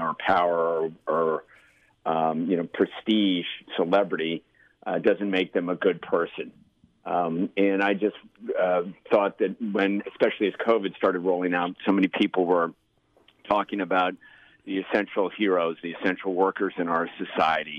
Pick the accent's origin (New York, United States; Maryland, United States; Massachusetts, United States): Maryland, United States; I was born in Maryland and raised in Maryland, you know, just 20 minutes outside of downtown D.C.